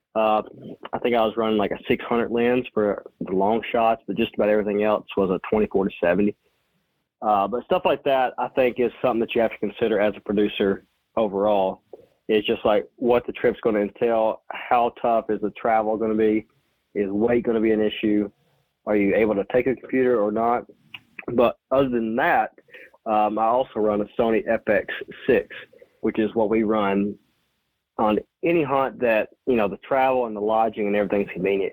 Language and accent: English; Western Kentucky, United States; I'm from Western Kentucky.